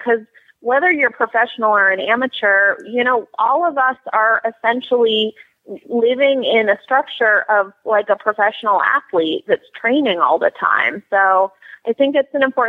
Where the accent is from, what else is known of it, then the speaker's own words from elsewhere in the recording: Massachusetts, United States; moved away; I grew up in Massachusetts, and we did have the shorter show season.